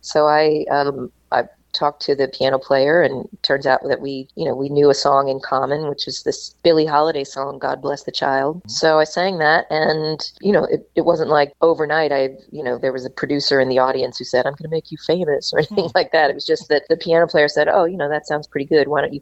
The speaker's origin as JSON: {"language": "English", "region": "Kentucky", "country": "United States", "tie": "born or raised there", "also_born_or_lived": "New York", "moved": "as an adult", "said": "I grew up in Kentucky and I had moved to New York to go to college at NYU"}